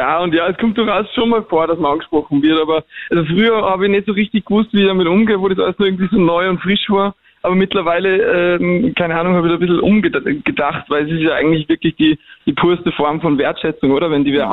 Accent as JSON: {"language": "German", "country": "Germany", "also_born_or_lived": "Vienna, Austria", "accent": "Hochdeutsch", "moved": "yes", "said": "zurückzugehen, da wo ich herkomme"}